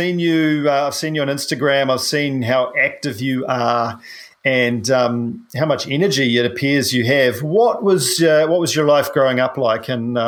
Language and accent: English; New Zealand; I'm a paraplegic from New Zealand